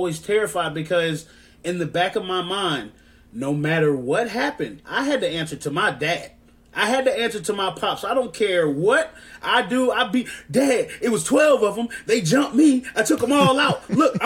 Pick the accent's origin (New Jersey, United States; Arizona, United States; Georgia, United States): Georgia, United States; accent: southern twang; growing up in Georgia, going to a Georgia high school